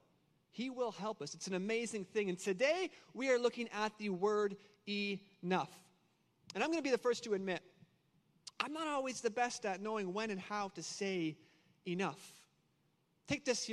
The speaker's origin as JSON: {"language": "English", "country": "Canada", "moved": "yes", "said": "I'm also Canadian, so if I say a few words kind of funny"}